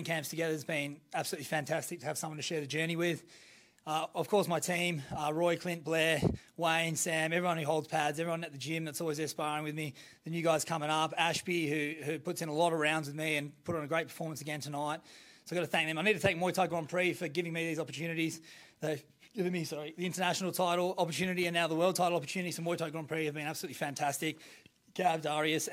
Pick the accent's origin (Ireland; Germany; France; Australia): Australia; Perth, Western Australia; my hometown and he fought me in here in Australia, in Perth